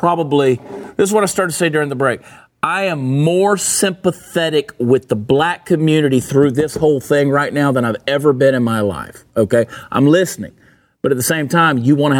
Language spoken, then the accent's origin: English; Augusta, Georgia, United States; Growing up in Augusta, Georgia, we had East Boundary, and we had Tobacco Road